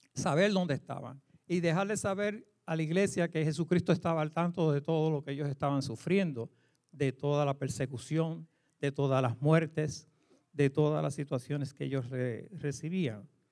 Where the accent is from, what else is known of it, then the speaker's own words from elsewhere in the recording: Puerto Rico; moved away; como decimos en Puerto Rico